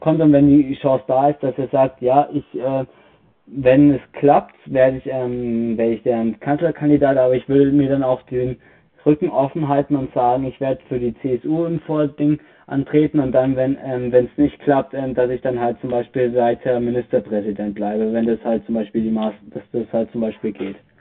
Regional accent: Bavaria, Germany; Bei uns in Bayern

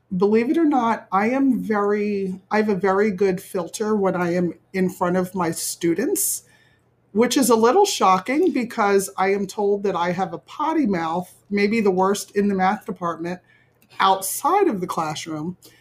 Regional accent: Willingboro, New Jersey, United States; I grew up in Willingboro, New Jersey, which is Burlington County

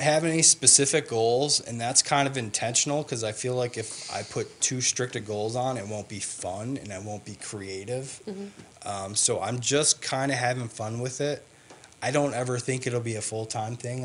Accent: Wisconsin, United States; I grew up in Wisconsin

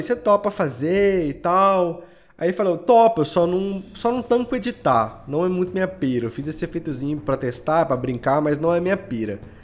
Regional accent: Belo Horizonte, Minas Gerais, Brazil; eu sou de Belo Horizonte

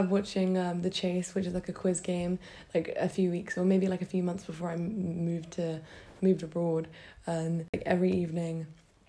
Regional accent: United Kingdom; moved away as an adult; I'm from the UK. I'm British.

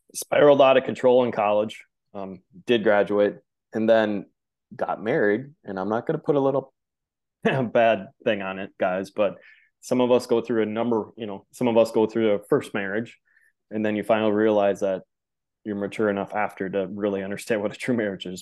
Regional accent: Midwest, United States; growing up in the Midwest

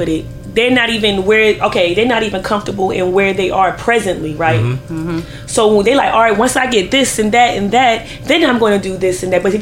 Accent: Virginia, United States; now in Philadelphia, United States; In my old town, because I grew up in Virginia.

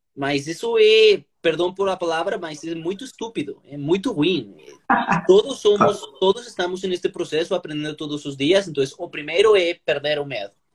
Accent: Colombia; Portuguese is a second language; moved away as an adult; now in São Paulo, Brazil; eu sou colombiano

